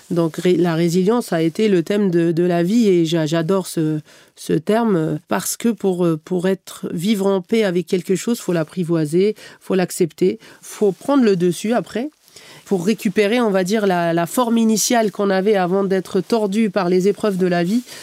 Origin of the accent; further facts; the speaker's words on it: Algeria; moved away; also born or lived in Canada; je suis née, j'ai grandi en Algérie